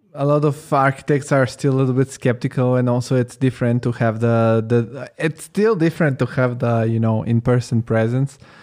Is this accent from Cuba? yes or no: no; Italy; moved away as an adult; now in Germany; I grew up in Italy